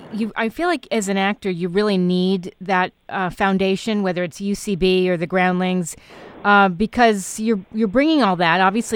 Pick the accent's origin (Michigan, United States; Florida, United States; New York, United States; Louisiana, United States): New York, United States; New York City; I grew up in Manhattan, or you just know. I grew up East 86th Street.